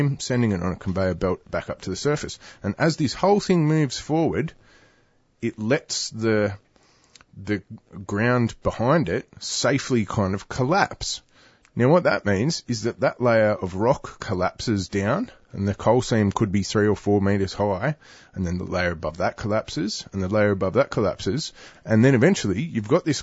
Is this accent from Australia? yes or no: yes; Newcastle, New South Wales, Australia; I grew up in Newcastle